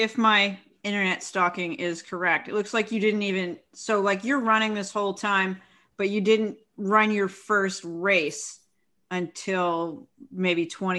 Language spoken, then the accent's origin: English; Philadelphia, Pennsylvania, United States; now in Houston, United States; I'm from Philadelphia